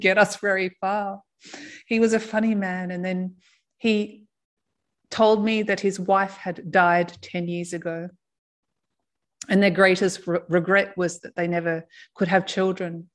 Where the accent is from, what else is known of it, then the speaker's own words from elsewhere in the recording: Australia; moved away; I'm from Australia.